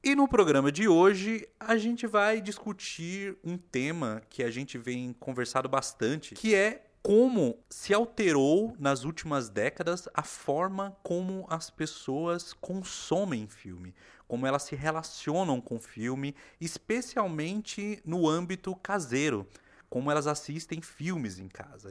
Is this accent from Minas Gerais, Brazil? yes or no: no; São Paulo, Brazil; nós que somos aqui de São Paulo, nós vivemos na capital